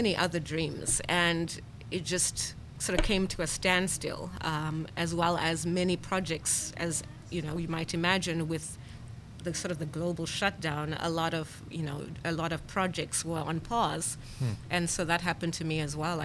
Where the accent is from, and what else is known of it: Zimbabwe; born or raised there; first language English; moved away; also born or lived in Leominster, Massachusetts, United States